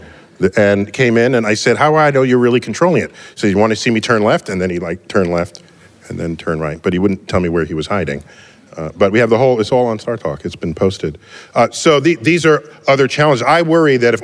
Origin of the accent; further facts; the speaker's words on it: New York City, New York, United States; I grew up in the West, in the Bronx